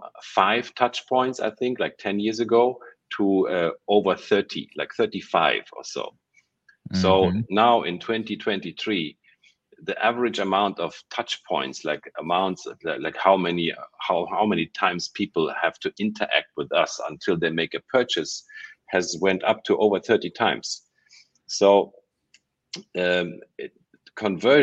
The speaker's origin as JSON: {"language": "English", "country": "Germany", "tie": "born or raised there", "also_born_or_lived": "Ukraine / Munich, Germany", "moved": "as an adult", "lives_now": "Malaysia", "said": "I was born in Ukraine. I was raised in Germany"}